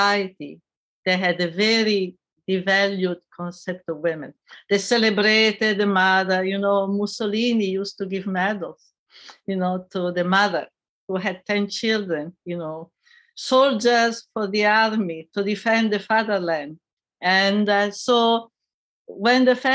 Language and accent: English; Italy; I grew up in Italy in the post-war period.